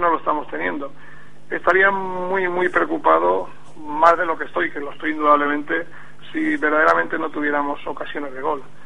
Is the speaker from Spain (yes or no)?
yes; Castilla-La Mancha, Spain; also born or lived in Madrid; yo no soy de Extremadura, indudablemente, soy de Castilla-La Mancha